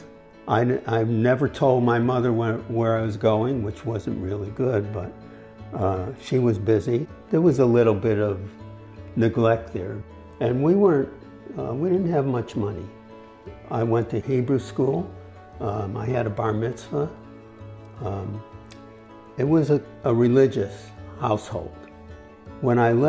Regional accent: Hartford, Connecticut, United States; I was born in Hartford, Connecticut

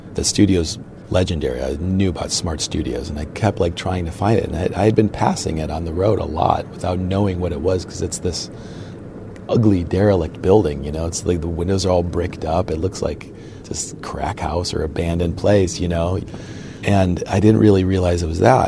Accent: Cleveland, Ohio, United States; Born and raised in the Cleveland area

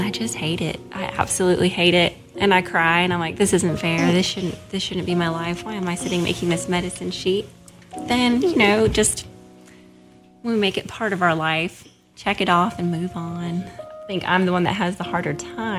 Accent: Seattle, Washington, United States; moved away as an adult; also born or lived in Jackson, Tennessee; now in Oxford, United States; I'm from Seattle and moved to Jackson, Tennessee about 8 years ago

